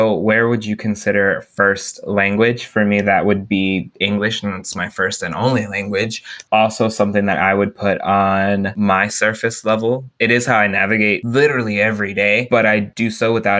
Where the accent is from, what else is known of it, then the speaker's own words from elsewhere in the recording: Texas, United States; my geographic background, I'm a Texan